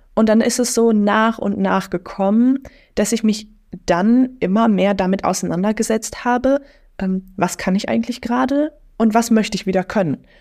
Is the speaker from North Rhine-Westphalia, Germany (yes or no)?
yes; near Lippstadt, North Rhine-Westphalia, Germany; now in Münster, Germany; Also ich bin in einem Dorf groß geworden und dann bin ich da in der Stadt. Also ich komme aus der Nähe von Lippstadt